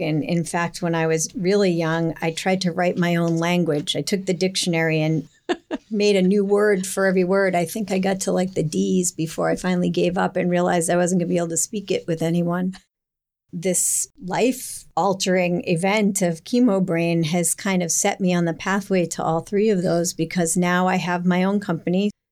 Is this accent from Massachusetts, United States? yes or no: yes; Hingham, Massachusetts, United States; I grew up in Hingham